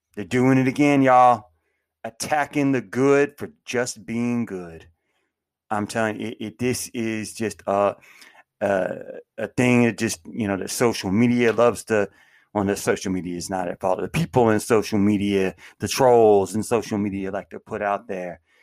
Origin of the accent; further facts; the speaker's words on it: United States; I live in the United States. I was born in the United States.